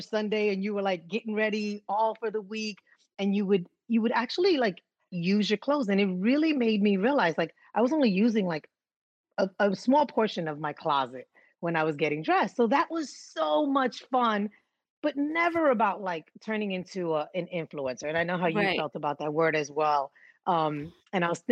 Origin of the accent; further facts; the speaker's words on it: New York City, New York, United States; growing up in New York, and so I grew up in the Bronx